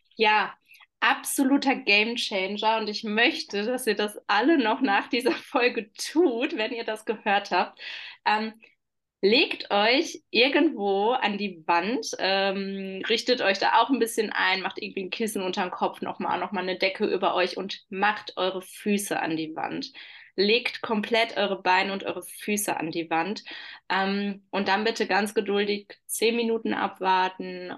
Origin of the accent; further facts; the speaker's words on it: Oberhausen, North Rhine-Westphalia, Germany; ich komme aus Oberhausen, aus äh, ja, der Schleife des Ruhrpots